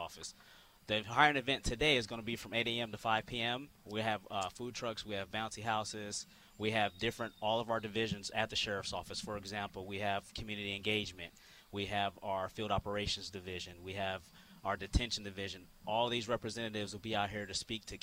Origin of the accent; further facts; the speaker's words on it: California, United States; moved away; I was born and raised in California